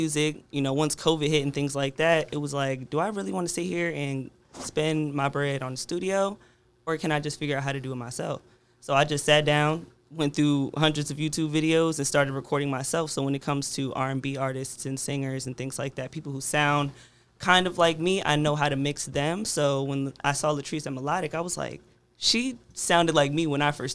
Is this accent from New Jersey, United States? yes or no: yes; New Jersey, United States; now in Richmond, United States; I'm from Jersey, so when I first came down here to Richmond